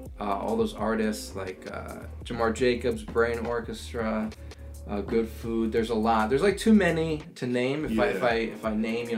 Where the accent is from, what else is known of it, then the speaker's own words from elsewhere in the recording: Fair Lawn, New Jersey, United States; From Fairlawn.